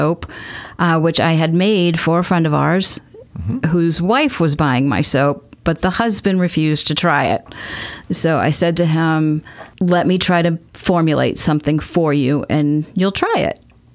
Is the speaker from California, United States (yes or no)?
no; Salem, Massachusetts, United States; moved away as an adult; also born or lived in Vermont / New Hampshire; now in Mansfield, United States; I grew up in Salem, Massachusetts, right on the coast